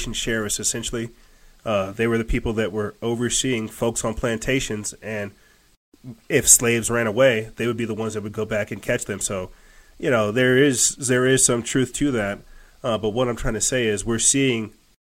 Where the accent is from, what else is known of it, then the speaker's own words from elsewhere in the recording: United States; I'm an American